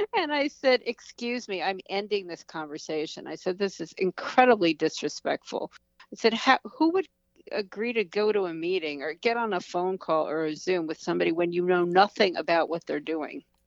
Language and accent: English; United States; as an American